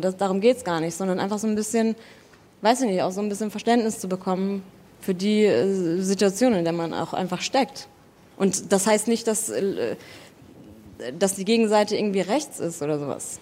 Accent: Southern Germany, Germany; ich komme aus Süddeutschland

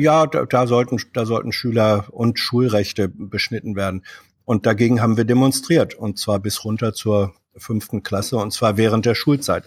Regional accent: Hannover, Lower Saxony, Germany; also born or lived in Barsinghausen; bin ich gebürtig äh, aus Basinghausen

